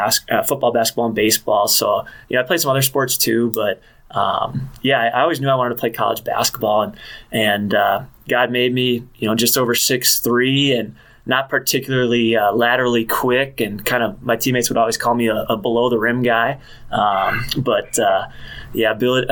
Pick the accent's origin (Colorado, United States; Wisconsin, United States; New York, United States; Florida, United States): Wisconsin, United States; River Falls; moved away as an adult; also born or lived in Minnesota; now in Houghton, United States; I grew up in River Falls, Wisconsin.